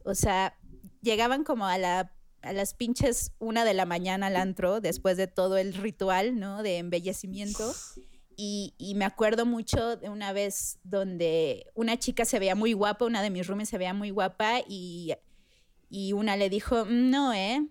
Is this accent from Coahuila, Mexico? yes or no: no; Mexico City, Mexico; also born or lived in Puebla; No soy poblana, soy chilanga